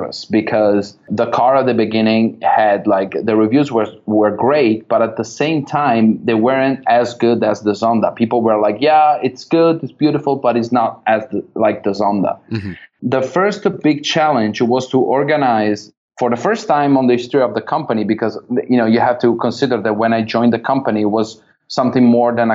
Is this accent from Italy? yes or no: yes; Verona, Veneto, Italy; company where I was born in Verona, in north of Italy